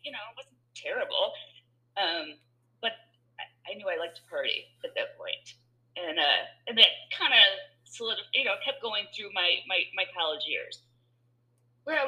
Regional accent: Michigan, United States; I'm from Michigan, so we had, you know, we burnt couches in a cornfield

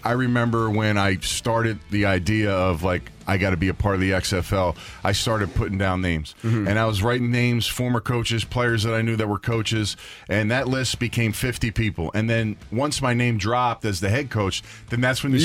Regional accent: Philadelphia, Pennsylvania, United States; I'm from Philadelphia, born and raised

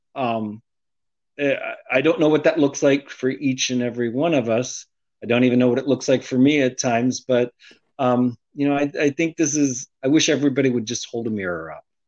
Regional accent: United States; also born or lived in Arlington; I was born in the United States

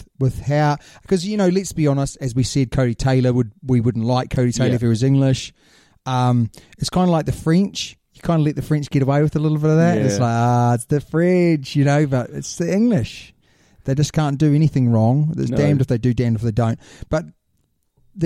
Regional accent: New Zealand; being a Kiwi

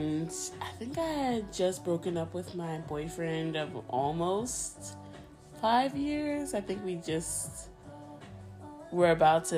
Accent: New Jersey, United States; first language Spanish; English is a second language; I was born and raised in New Jersey, but my family, my mom and dad are both from Honduras.

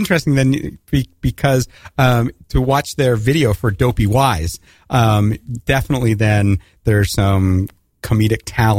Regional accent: Canada; moved away as an adult; now in United States; North of the border, but I've spent the last 25 years south of the border.

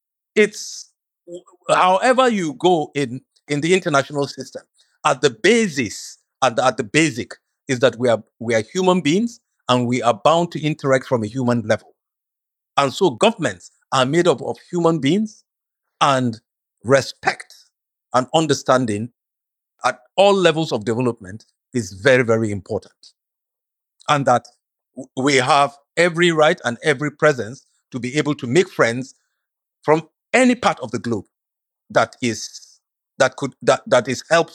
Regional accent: Nigeria; You know, I'm just a Nigerian.

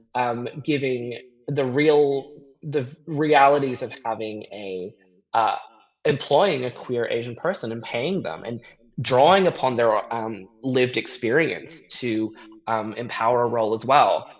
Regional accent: Hong Kong; moved away as an adult; also born or lived in Vancouver, Canada; now in Sydney, Australia; I grew up in Hong Kong. Mm. Um, what uh, I you know born there, finished high school there, um, and then I moved to Canada

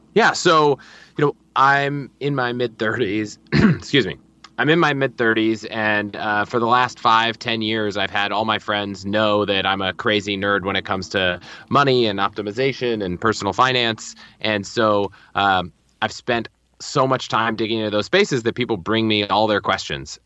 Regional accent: Northern Virginia, United States; moved away as an adult; also born or lived in Colorado; I grew up in Northern Virginia

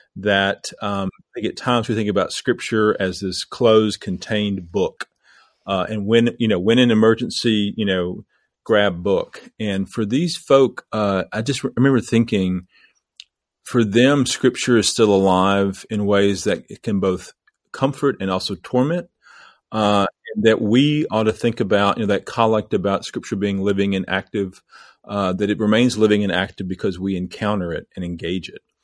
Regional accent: southeast Missouri, United States; moved away as an adult; also born or lived in Lexington, Kentucky / Asheville, North Carolina; now in Knoxville, United States; I grew up in the cradle of civilization in southeast Missouri.

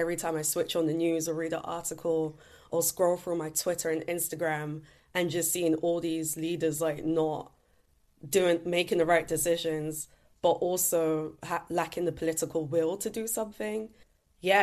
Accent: London, United Kingdom; Growing up in East London

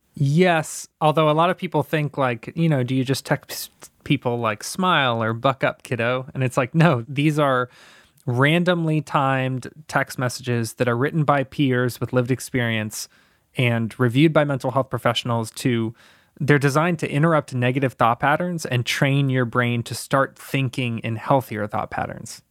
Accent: Tampa, Florida, United States; I grew up in Tampa, Florida, in an abusive household

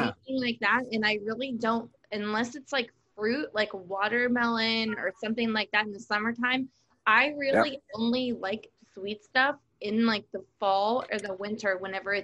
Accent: Pennsylvania, United States; moved away; I'm from Pennsylvania.

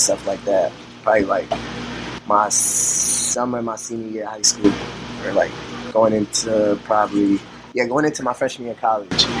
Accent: New York City, New York, United States; also born or lived in Dominican Republic (ancestry) / Los Angeles; I'm a kid from the Bronx, bro, from yeah. like 179 in Sedgwick and Burnside, right there.

